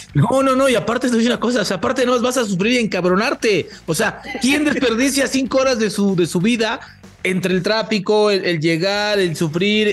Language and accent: Spanish; Mexico; como mexicano